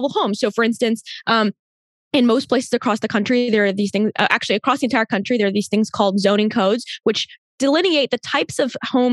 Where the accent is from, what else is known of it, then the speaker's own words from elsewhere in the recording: Maryland, United States; I grew up in Maryland